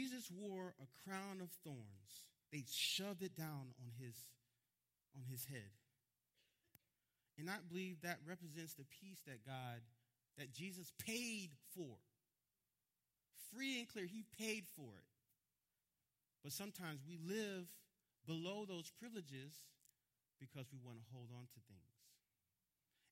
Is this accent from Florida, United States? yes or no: yes; Miami, Florida, United States; I'm from Miami